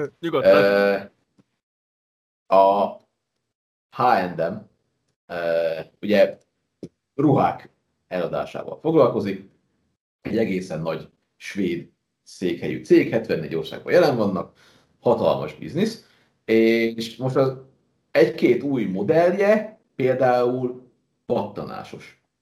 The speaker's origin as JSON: {"language": "Hungarian", "country": "Hungary", "said": "Tehát, hogy én ha magyarként elmegyek ö, túloldalra, Szlovákiába"}